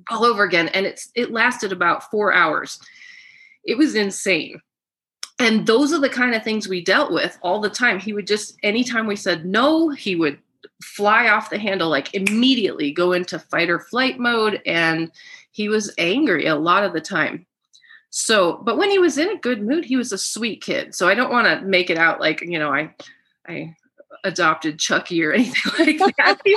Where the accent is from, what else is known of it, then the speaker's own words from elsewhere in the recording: Germany; I am German. I'm from Germany.